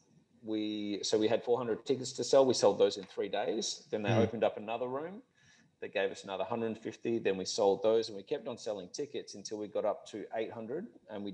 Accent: Perth, Western Australia, Australia; moved away as an adult; also born or lived in Melbourne; I'm from Perth originally.

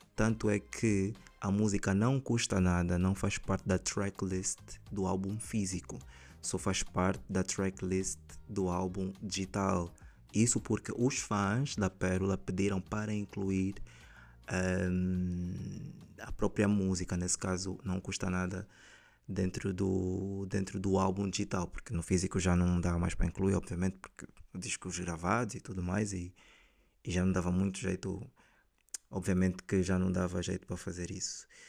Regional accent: Angola

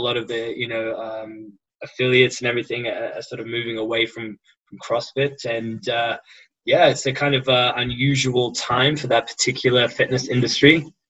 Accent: Australia; accent: somewhat English affected Australian; now in Hong Kong; I have a somewhat English affected Australian accent, which you'll now have the pleasure of listening to. Hail from Australia and currently in Hong Kong, working in supply chain for all the major brands and retailers of this world

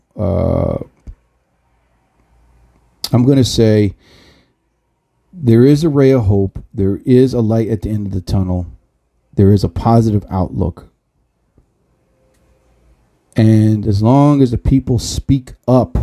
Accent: New Jersey, United States; I'm from New Jersey

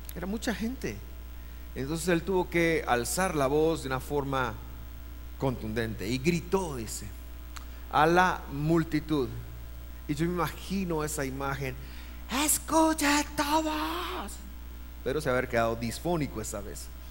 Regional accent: Guatemala City, Guatemala Department, Guatemala; yo nací en Guate

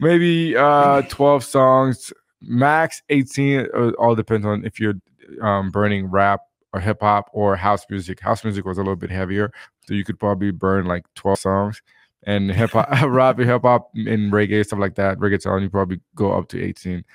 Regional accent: Haiti; now in Utah, United States; where I grew up in Haiti, uh, music and dancing is a big part of our culture

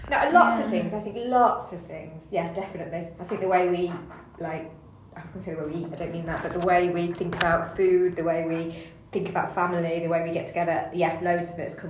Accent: Rochdale, North West England, United Kingdom; So I grew up mostly in Rochdale, which didn't have a big Jewish population. But because they had come from that North Manchester Jewish ghetto, then they brought a lot of that with them.

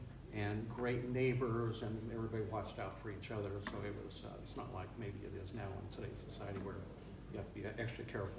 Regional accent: Covina, California, United States; also born or lived in Bakersfield, California; I was raised in Covina, California

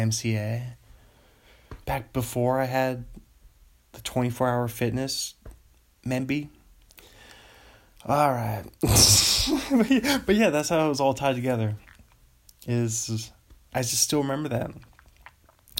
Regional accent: Bothell, Washington, United States; now in Los Angeles, United States; Right next to Bothell, my hometown

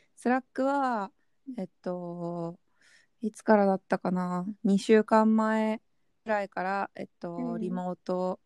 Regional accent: Japan; moved away as an adult; now in Hong Kong; 自分たちは日本で育って日本人

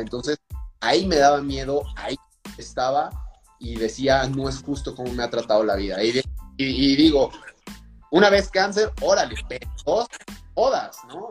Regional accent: Durango, Mexico; also born or lived in Salamanca, Guanajuato; llegué aquí muy pequeño, de meses, y realmente todo mi desarrollo fue aquí en la ciudad de Durango

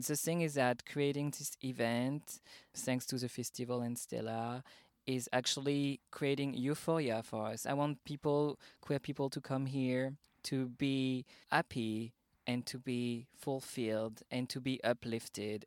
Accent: Paris, Île-de-France, France; accent: French; English is a second language; moved away as an adult; now in Berlin, Germany; I'm originally from Paris, France, but I moved to Berlin just two weeks before the pandemic started in March

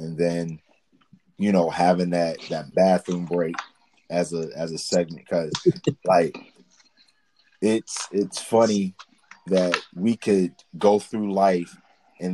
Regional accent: New York City, New York, United States; I was born in the Bronx.

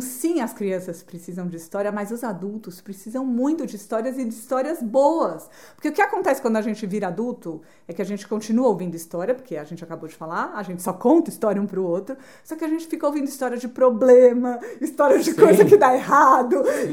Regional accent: Brazil; eu sou do Brasil, estudo arquitetura

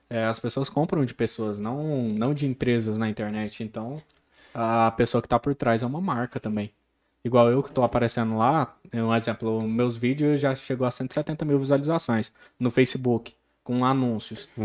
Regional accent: Porangatu, Goiás, Brazil; also born or lived in Goiânia / Gurupi; como eu amo essa cidade, tanto é que eu vim embora de Goiânia, eu, eu fui para Gurupi, vim embora para Porangatu, falei não, minha cidade é aqui

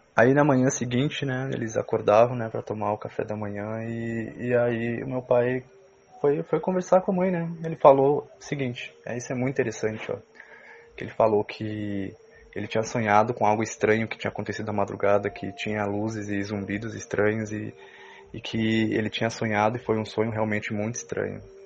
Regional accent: Uruguaiana, Rio Grande do Sul, Brazil; eu sou de Uruguaiana, extremo oeste do Rio Grande do Sul, fronteira com a Argentina.

